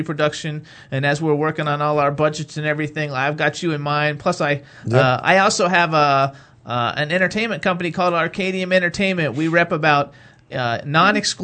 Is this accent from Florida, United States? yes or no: yes; Florida, United States; now in Pennsylvania, United States; I'm from Florida. I'm not used to the snow.